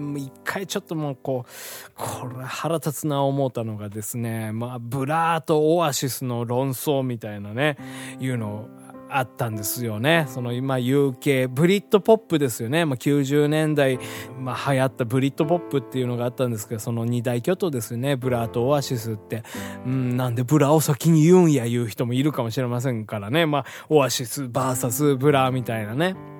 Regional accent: Hiroshima, Japan; 広島生まれ

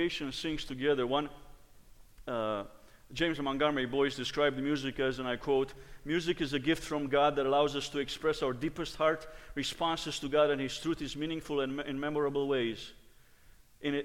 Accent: Romania; moved away; Growing up in Romania, my dad was the choir director.

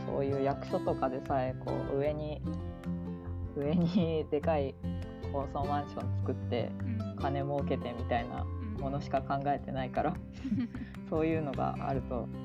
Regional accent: Kanto Plain, Japan; 私はこう、まあ、関東平野で育ったから、

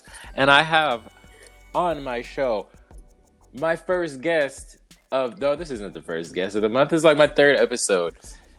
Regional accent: Los Angeles, California, United States; I am from Los Angeles proper. I'm bougie as shit.

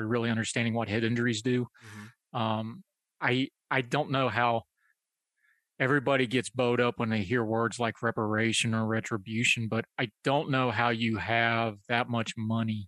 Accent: West Virginia, United States; I'm from West Virginia.

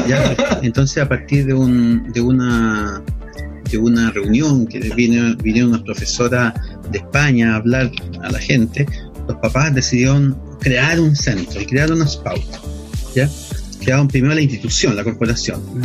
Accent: Viña del Mar, Valparaíso, Chile; also born or lived in Villa Alemana; nací en Valparaíso, pero me crié en Viña del Mar

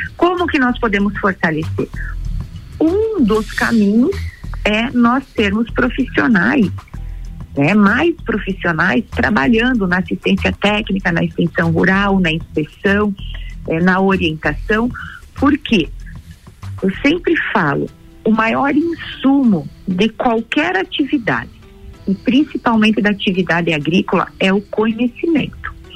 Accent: Três ..., Santa Catarina, Brazil; also born or lived in Lages, Santa Catarina; Eu sou nascida em Três no meio oeste do estado

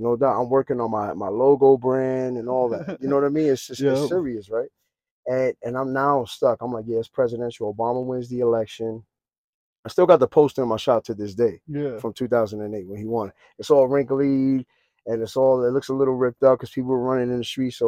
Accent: New York City, New York, United States

